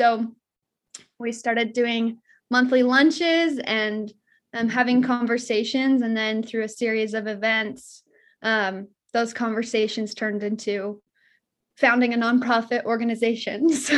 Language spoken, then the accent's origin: English; American Fork, Utah, United States; So like you mentioned, I grew up in American Fork, lovely area. I grew up next to Heidi.